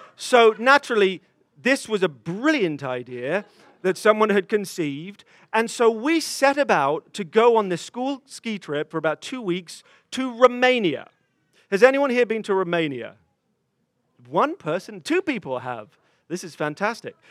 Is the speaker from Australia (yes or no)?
no; England, United Kingdom; moved away; a 14 year old boy um, in growing up in England